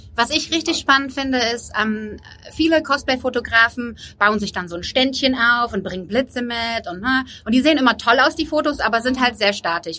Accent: Cologne, North Rhine-Westphalia, Germany; wir sind auch kölsche Mädchen

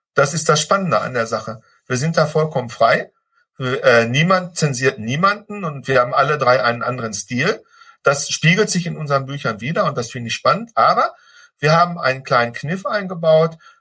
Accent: Ruhr area, North Rhine-Westphalia, Germany; ich bin aus dem Ruhrpott, ich darf Klopper sagen

